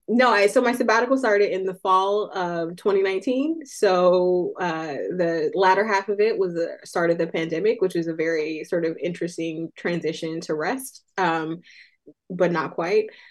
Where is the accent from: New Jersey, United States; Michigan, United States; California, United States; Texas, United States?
California, United States; Oakland; Oakland, California, which is my hometown